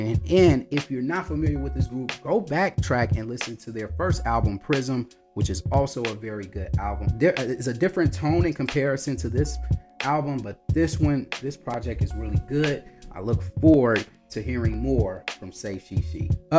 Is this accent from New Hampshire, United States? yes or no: no; Chicago, Illinois, United States; They came to my hometown of Chicago